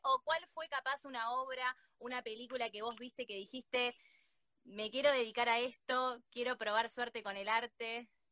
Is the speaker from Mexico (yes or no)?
no; Argentina; acá en Argentina